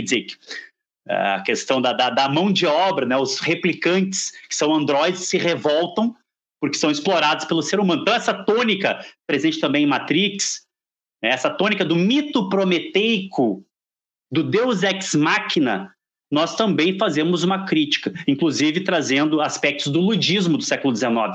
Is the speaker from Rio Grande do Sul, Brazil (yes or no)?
yes; Porto Alegre, Rio Grande do Sul, Brazil; a cidade de Porto Alegre, de onde eu venho